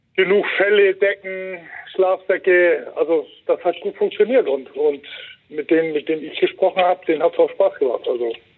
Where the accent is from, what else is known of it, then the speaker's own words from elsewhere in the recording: Wacken, Schleswig-Holstein, Germany; mein Heimatdorf